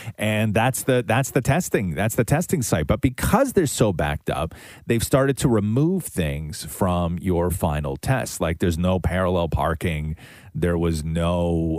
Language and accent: English; Canada; as a Canadian